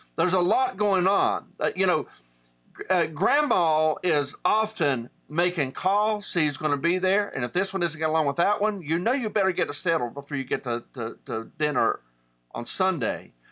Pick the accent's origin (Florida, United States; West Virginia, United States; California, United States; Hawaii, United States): West Virginia, United States; Southern; I'm from Southern West Virginia, and in Appalachian culture